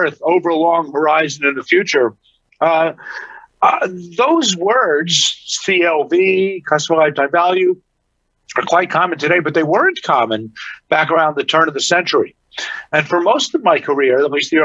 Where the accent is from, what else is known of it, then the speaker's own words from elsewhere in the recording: New York, United States; as a kid growing up in New York